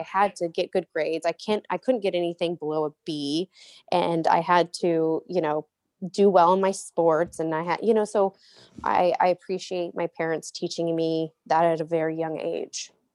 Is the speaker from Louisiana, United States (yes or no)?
no; Murrieta, California, United States; also born or lived in Cottonwood, Arizona; I was raised in Marietta, California, um, which is, like, southern, uh, near San Diego